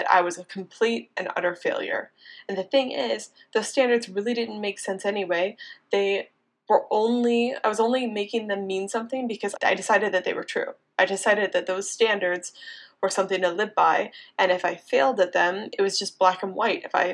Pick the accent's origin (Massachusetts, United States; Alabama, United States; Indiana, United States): Indiana, United States; also born or lived in Boulder, Colorado; now in Miami, United States; I am actually from a small town in Indiana. I grew up on a farm in the middle of nowhere. Very classic small town Midwestern farm girl